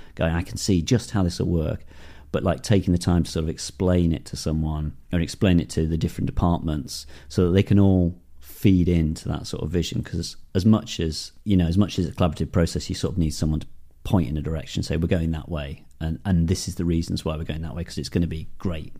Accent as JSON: {"language": "English", "town": "Darlington", "region": "North East England", "country": "United Kingdom", "tie": "born or raised there", "said": "I grew up in the Northeast in Darlington"}